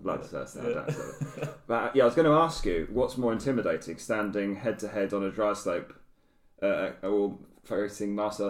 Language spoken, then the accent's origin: English; United Kingdom; it's not easy being a Brit. Yeah. You know, we don't have the mountains.